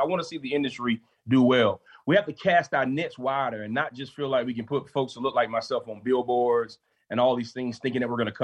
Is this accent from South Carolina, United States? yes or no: yes; Columbia, South Carolina, United States; I'm from Columbia, South Carolina